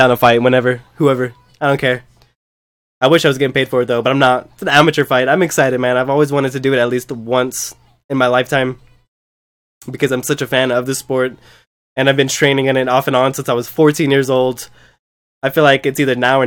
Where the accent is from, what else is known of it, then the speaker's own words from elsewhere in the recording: United States; I'm American